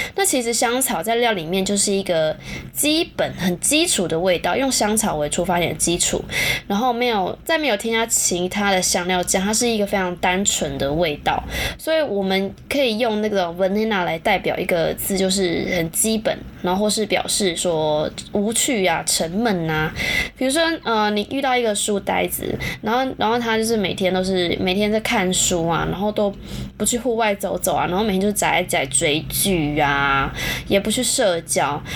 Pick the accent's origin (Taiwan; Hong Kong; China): Taiwan; Taichung; 我是台中人嘛，以前那个全球电影院啊